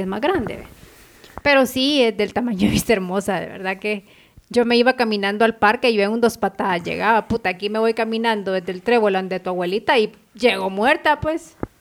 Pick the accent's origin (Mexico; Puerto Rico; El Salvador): El Salvador; Ahuachapán; now in Guatemala; yo considero a mis vecinos de, de mi país, o sea, de mi pueblo, de Aguachapán, que son una familia para mí porque toda la vida he vivido con ellos